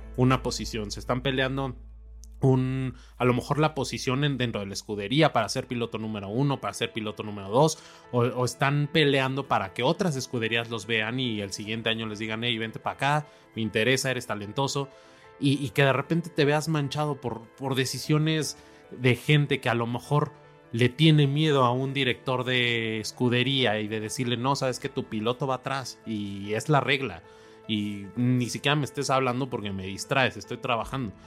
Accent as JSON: {"language": "Spanish", "country": "Mexico", "said": "como mexicanos"}